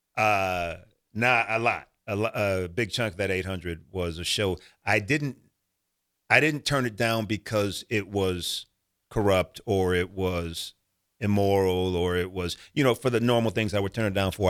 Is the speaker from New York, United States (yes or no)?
no; Omaha, Nebraska, United States; I was born and raised in Omaha, Nebraska